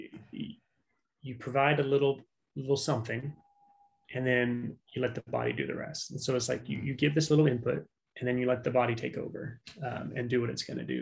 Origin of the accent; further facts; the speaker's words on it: South Louisiana, United States; moved away; I was born in South Louisiana. So like Cajun country